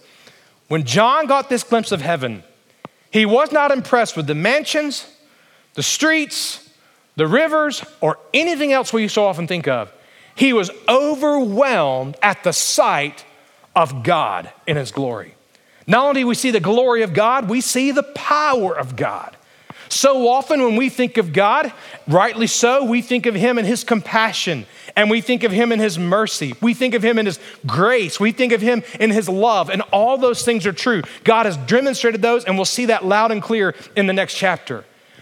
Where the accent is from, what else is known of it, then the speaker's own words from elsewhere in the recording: Alabama, United States; moved away; I grew up in Alabama where it was very, very flat